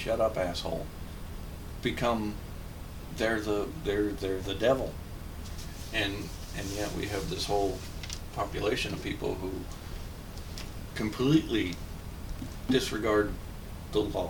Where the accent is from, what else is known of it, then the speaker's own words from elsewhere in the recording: Kansas, United States; when I was growing up in Kansas, we had a yard